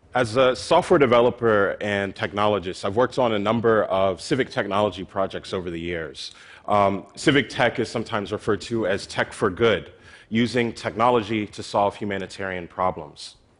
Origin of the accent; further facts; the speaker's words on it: Philadelphia, Pennsylvania, United States; my hometown in Philadelphia